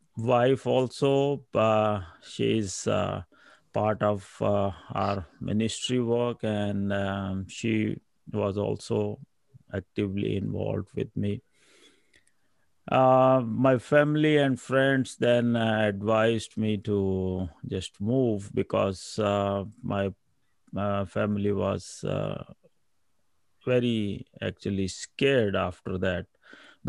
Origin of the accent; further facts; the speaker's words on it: Pakistan; moved away as an adult; now in Canada; I'm from Pakistan, and my wife Marufa, and I have four kids, and I was born and raised in a Christian family